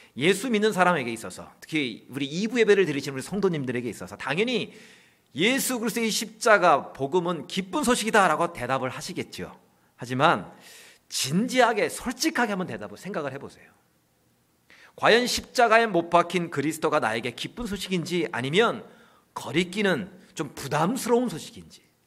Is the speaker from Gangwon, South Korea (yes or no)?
yes; Chuncheon, Gangwon, South Korea; 제 고향이 춘천입니다.